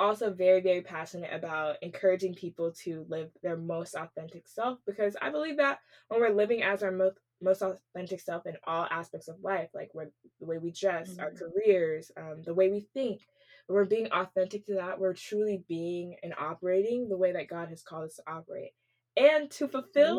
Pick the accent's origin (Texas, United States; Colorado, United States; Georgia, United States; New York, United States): Texas, United States; Wylie; moved away as an adult; also born or lived in New Jersey; now in Houston, United States; we both actually like to say that we're from Dallas, but specifically from Wiley, Texas